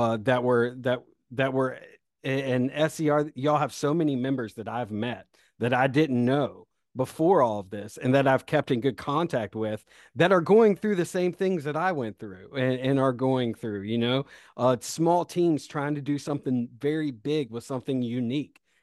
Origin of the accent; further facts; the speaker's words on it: Rock Hill, South Carolina, United States; also born or lived in Greenville, South Carolina / the Southeast; I was born in Rock Hill, South Carolina